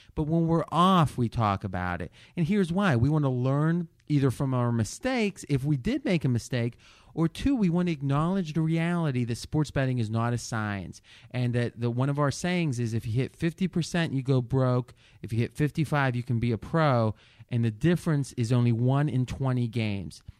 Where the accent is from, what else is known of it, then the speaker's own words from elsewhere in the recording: Ohio, United States; moved away as an adult; now in Las Vegas, United States; growing up in Ohio